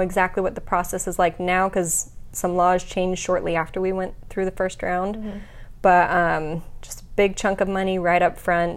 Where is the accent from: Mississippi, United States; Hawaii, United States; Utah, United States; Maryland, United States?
Utah, United States; I was born and raised in Utah